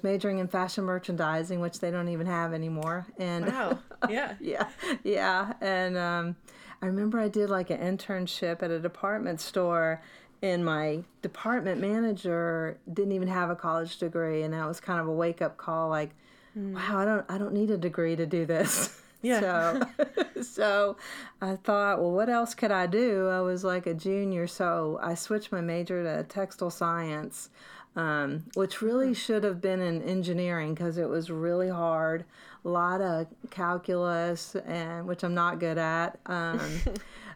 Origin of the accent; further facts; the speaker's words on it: the South, United States; accent: Southern; moved away as an adult; also born or lived in New Jersey / New York / Little Rock, Arkansas; my Southern accent